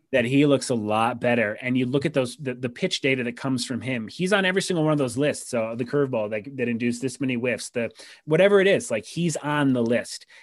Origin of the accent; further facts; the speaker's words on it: Rochester, New York, United States; my hometown minor league team, the Rochester Red Wings